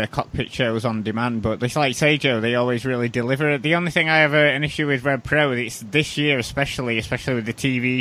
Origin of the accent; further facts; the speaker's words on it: United Kingdom; we're all British